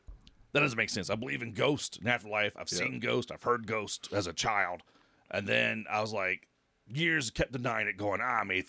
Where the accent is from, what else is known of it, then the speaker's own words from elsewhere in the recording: Texas, United States; I was poor white trash, you know, growing up in Texas.